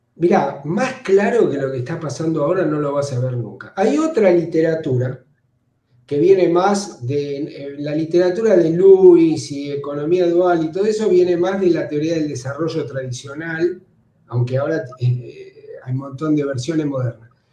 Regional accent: Argentina; todos somos argentinos

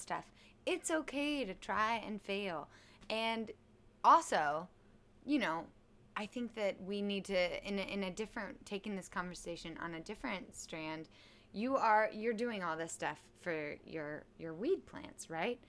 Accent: Kansas City, Missouri, United States; also born or lived in Charleston, West Virginia; Kansas City, Missouri

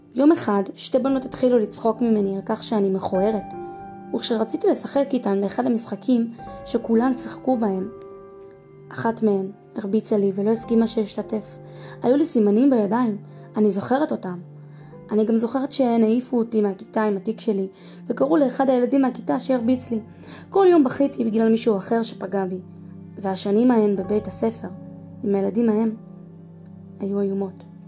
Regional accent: Israel; also born or lived in United States; בגיל שנתיים עליתי לארץ עם הוריי. הלכתי לגן ואחר כך לכיתה א'

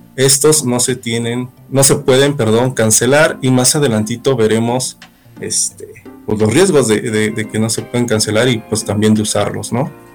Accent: Mexico; como buen mexicano

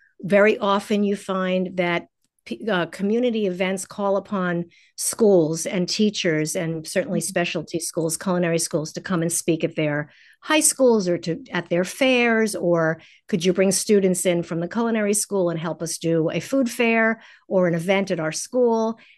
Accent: New York City, New York, United States; now in Los Angeles, United States; I moved to Los Angeles. I'm a New Yorker and I always have one foot out the door because I love the pace of big cities.

